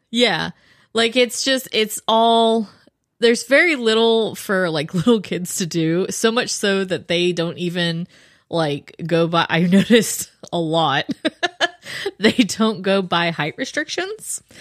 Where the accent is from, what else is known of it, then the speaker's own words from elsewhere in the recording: Florida, United States; moved away; I grew up in Florida